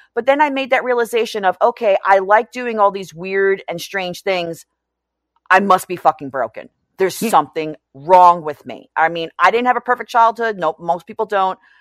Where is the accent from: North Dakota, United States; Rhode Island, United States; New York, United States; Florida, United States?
New York, United States; New York City; I grew up in New York City.